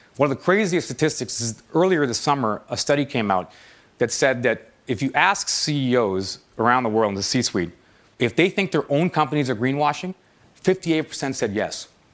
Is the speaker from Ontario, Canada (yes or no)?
yes; Toronto, Ontario, Canada; moved away as an adult; I moved back to my hometown of Toronto